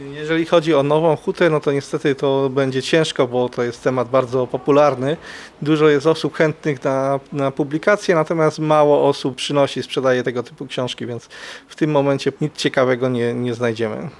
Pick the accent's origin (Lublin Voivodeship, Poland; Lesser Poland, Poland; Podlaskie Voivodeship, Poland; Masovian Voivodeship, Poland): Lesser Poland, Poland; Kraków; Wychowywałem się na Mistrzejowicach, też część Huty